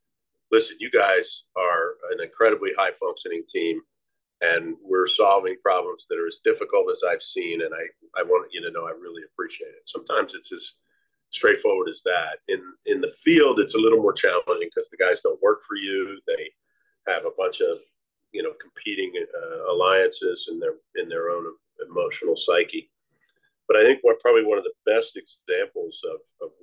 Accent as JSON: {"language": "English", "town": "Philadelphia", "region": "Pennsylvania", "country": "United States", "accent": "Philly", "said": "my Philly accent"}